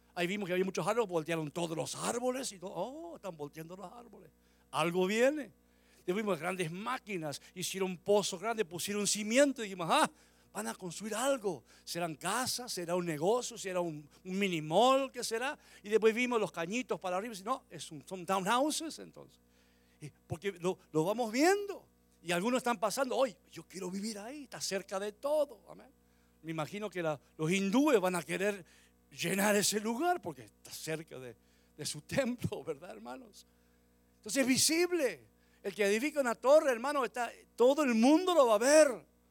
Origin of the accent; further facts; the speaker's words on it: Argentina; moved away; volví a, la Argentina muchos años después de venir aquí, volví por primera vez como a los 20 años, 21 años. Y cuando llegué a mi pueblo